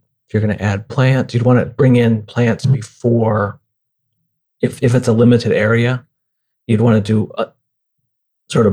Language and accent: English; near Lake Ontario, upstate New York, United States; moved away; I grew up near Lake Ontario in upstate New York